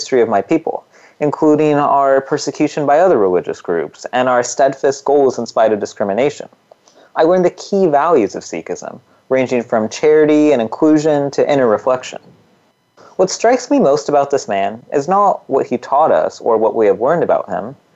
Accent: California's Central Valley, United States; I, on the other hand, was born and raised in California's Central Valley

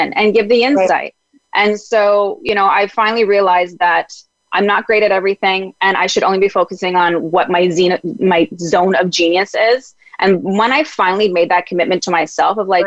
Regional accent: Ontario, Canada; also born or lived in Mexico; now in Vancouver, Canada; where I'm originally from, Ontario

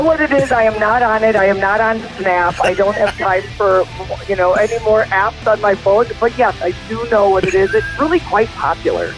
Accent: Montana, United States; here in my home state of Montana, literally a half hour from my house

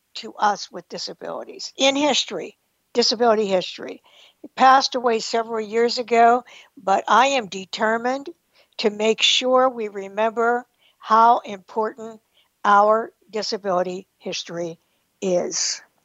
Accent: New Galilee, Pennsylvania, United States; moved away as an adult; also born or lived in New Castle, Pennsylvania; I grew up in New Galilee

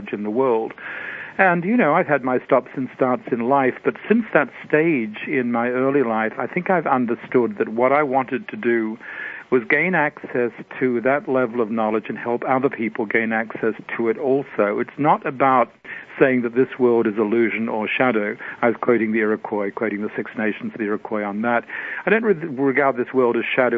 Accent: Australia; now in United States; I wasn't born in this country, of course. I was born in Australia.

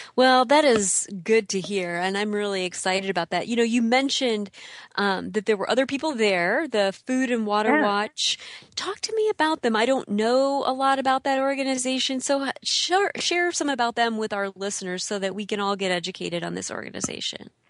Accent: Illinois, United States; I grew up in the Midwest too

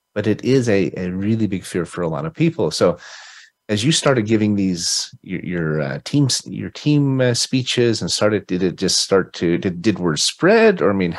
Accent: Utah, United States; Utah, because that's my hometown

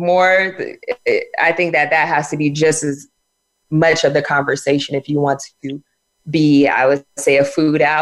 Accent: San Diego, California, United States; I grew up in San Diego where it's basically our staples were carne asada burritos

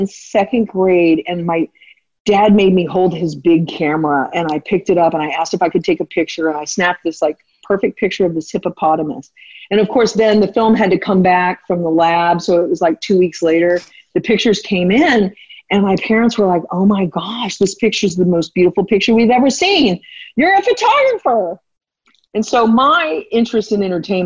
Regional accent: Texas, United States; I'm a Texan through and through

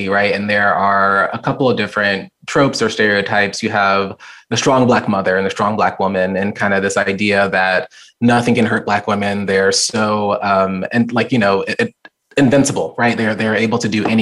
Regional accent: near Quantico, Virginia, United States; also born or lived in Richmond, Virginia / Vermont; now in Charlottesville, United States; I've lived in Virginia my entire life. I'd been born and raised near Quantico, Virginia, a small military town

